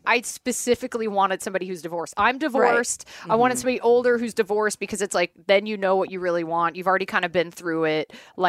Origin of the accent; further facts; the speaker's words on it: United States; moved away; as an American